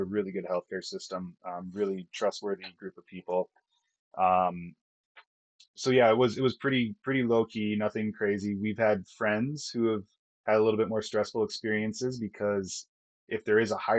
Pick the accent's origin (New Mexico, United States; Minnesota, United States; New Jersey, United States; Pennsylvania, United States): Minnesota, United States; accent: Minnesota; moved away as an adult; growing up in Minnesota, I can turn on that accent pretty quick